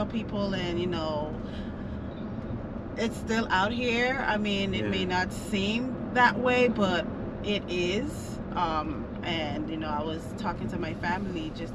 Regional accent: Bahamas; now in United States; I was born here, but I grew up in the Bahamas. I did my schooling

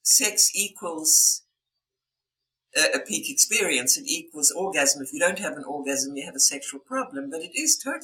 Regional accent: South Africa; my background is I was born in South Africa.

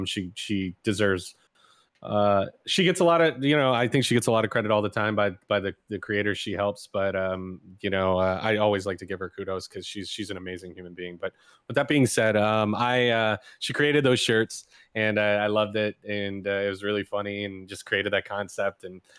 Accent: New York, United States; Oh, New York, hands down. I'm a New Yorker. I'm a New York boy.

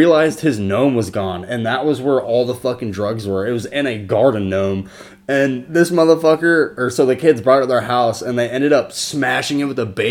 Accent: Jacksonville, Florida, United States; moved away as an adult; also born or lived in Orlando, Florida; now in Orange City, United States; I grew up in Duval County, Jacksonville, Florida. Yeah, Jacksonville, Florida. 904, baby

